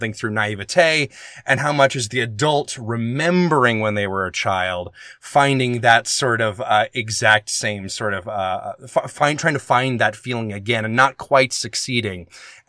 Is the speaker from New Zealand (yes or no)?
no; the South, United States; moved away; I'm from the South